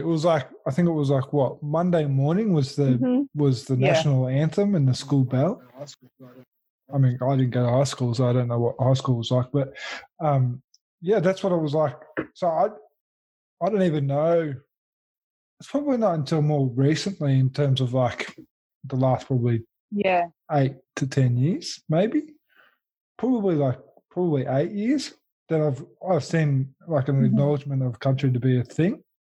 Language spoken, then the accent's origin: English; New Zealand; now in Australia; If I go to New Zealand, I'm the skip, you know, I'm the Aussie. And if I come here, most of the time, to others, especially more so new people, I'm the Kiwi. I'm that, you know, I'm the Māori fella